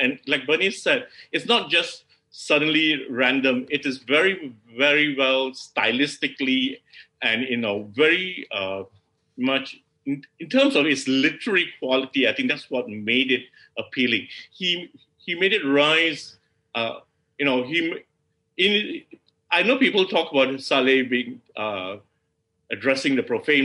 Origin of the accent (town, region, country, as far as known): Malaysia